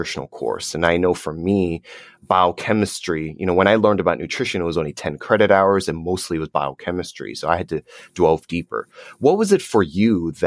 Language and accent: English; New Jersey, United States; My dad and I, we grew up in New Jersey